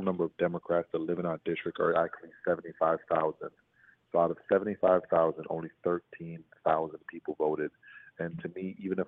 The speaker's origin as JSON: {"language": "English", "country": "Jamaica", "lives_now": "Brooklyn, United States", "said": "I'm Jamaican"}